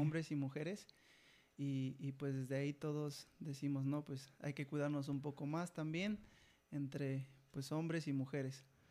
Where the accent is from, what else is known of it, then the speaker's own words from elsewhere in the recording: Jilotepec, Veracruz, Mexico; tengo 27 años y soy de Gilotepec.